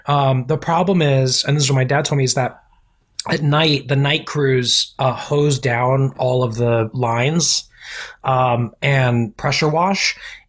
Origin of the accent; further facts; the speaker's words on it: Orlando, Florida, United States; moved away as an adult; also born or lived in Staten Island, New York; I was born in Staten Island. Okay. But then I was raised in Orlando.